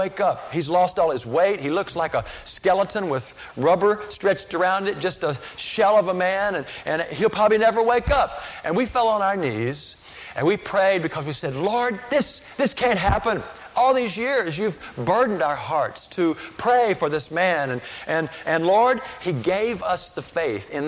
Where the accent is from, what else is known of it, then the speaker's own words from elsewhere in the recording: Chapel Hill, North Carolina, United States; I grew up in Chapel Hill